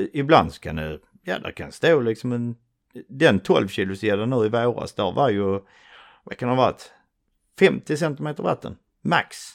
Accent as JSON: {"language": "Swedish", "town": "Svedala", "region": "Skåne", "country": "Sweden", "accent": "broad Scanian", "said": "Uh, en liten by typ mellan uh, Trelleborg och Malmö som heter Svedala. Ute ja. på slätten, varav min fantastiskt breda skånska."}